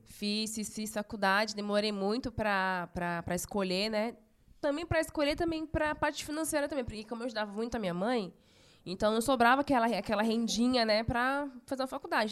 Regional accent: São Paulo, Brazil; Nasci em São Paulo mesmo, capital. Meus pais são do, do Nordeste. É, eu nasci aqui em São Paulo

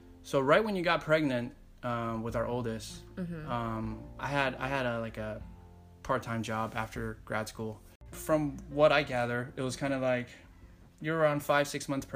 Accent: San Francisco, California, United States; I was born in San Francisco

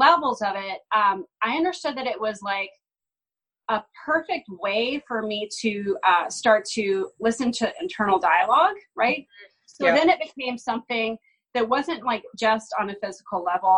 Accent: Austin, Texas, United States; I grew up in Austin, Texas

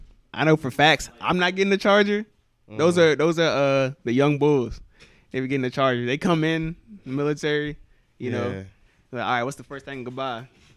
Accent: Virginia, United States; I'm from Virginia.

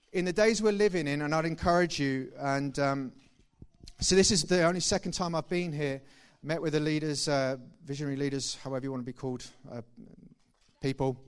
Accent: Thetford, East of England, United Kingdom; I'm originally from Thetford. Please don't judge me on that. Uh, and that's where I grew up.

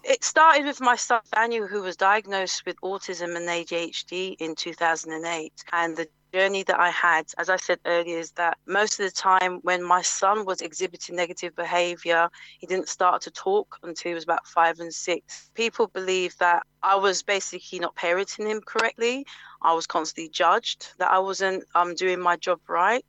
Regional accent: Mitcham, London, United Kingdom; I grew up in Mitcham

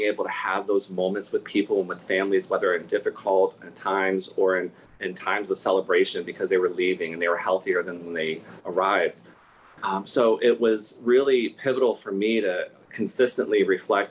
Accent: Ohio, United States; moved away; I grew up in Ohio and I have now lived in 6 states.

